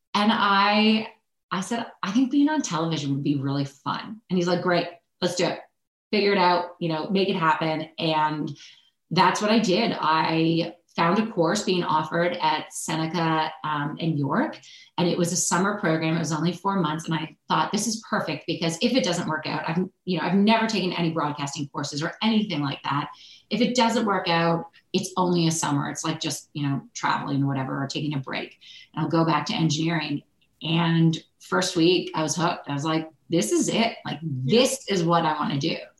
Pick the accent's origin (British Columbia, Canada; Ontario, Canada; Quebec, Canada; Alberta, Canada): Ontario, Canada; Oakville; also born or lived in Ridgewood, New Jersey / Yuma, Arizona; now in Toronto, Canada; growing up in Oakville